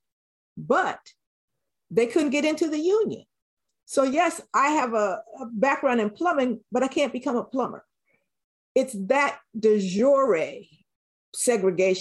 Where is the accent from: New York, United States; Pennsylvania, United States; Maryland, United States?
Pennsylvania, United States; Philadelphia; I'm not mad about growing up in West Philadelphia.